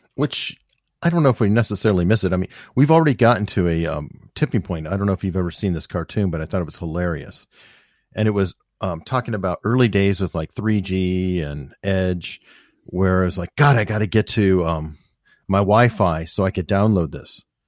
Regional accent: Tucson, Arizona, United States; I grew up on the northwest part of town

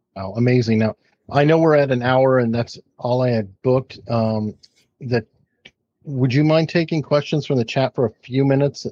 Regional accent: Tucson, Arizona, United States; I grew up in Tucson, Arizona

